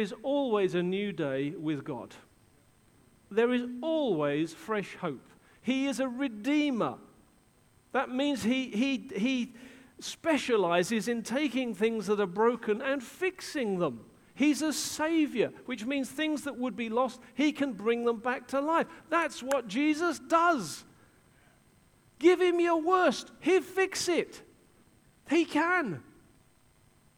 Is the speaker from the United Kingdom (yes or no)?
yes; England, United Kingdom; I'm an Englishman.